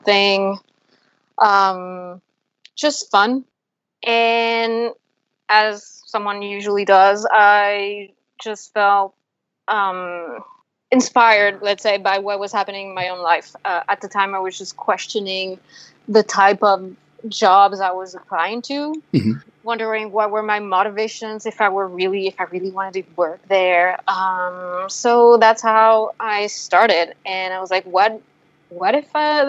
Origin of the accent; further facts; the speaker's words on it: France; now in New York City, United States; I'm a filmmaker who currently lives in New York City, and I come from France.